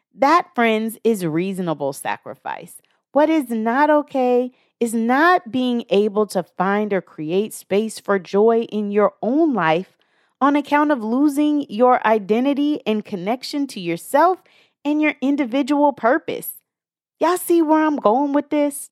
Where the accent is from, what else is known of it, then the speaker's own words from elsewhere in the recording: the Northwest, Pacific Northwest, United States; I'm from the Northwest